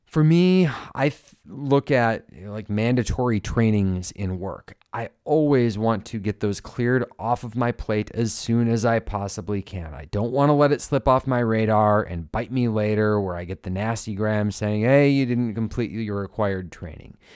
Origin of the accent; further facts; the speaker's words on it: Minnesota, United States; As a Minnesotan